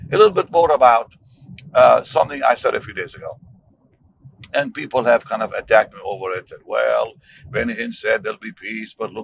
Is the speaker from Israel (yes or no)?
yes; Jaffa, Tel Aviv District, Israel; moved away; I grew up in what is today Israel. I was born in Jaffa